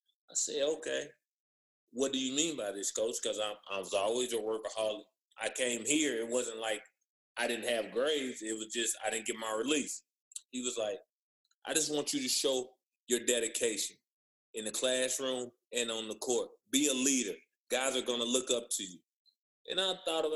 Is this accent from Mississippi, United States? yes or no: no; Tobacco Road, North Carolina, United States; I grew up on Tobacco Road